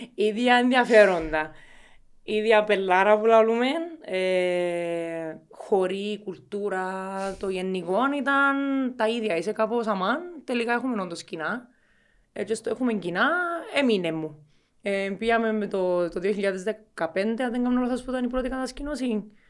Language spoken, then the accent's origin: Greek; Cyprus; also born or lived in Muscat, Oman / England; μεγάλωσα κάποια χρόνια τη ζωή μου Κύπρο, κάποια χρόνια τη ζωή μου στο ΜΑΝ, στο Μουσκάτ